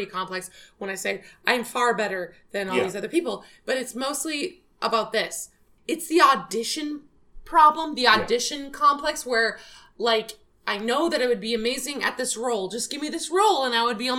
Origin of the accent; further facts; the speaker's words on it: Midwest, United States; moved away; also born or lived in Scotland; I'm from the Midwest